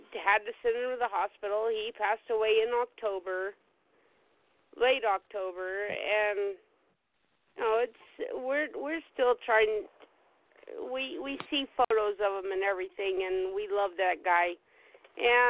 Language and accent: English; South Carolina, United States; I grew up in South Carolina.